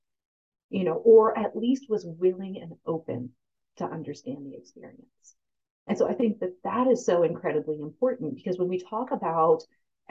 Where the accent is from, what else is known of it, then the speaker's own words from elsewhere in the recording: United States; I'm also American because this is a place I was born and raised